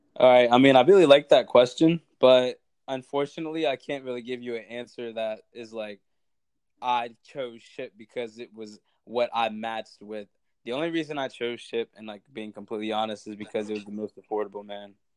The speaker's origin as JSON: {"language": "English", "town": "Harrisburg", "region": "Pennsylvania", "country": "United States", "said": "I'm from Harrisburg, Pennsylvania"}